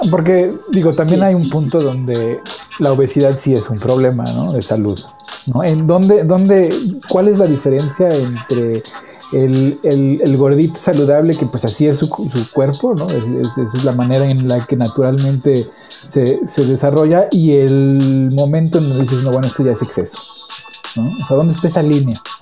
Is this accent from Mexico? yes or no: yes; Mexico; moved away; porque yo soy mexicano, yo le entro la tortilla, taco, tamal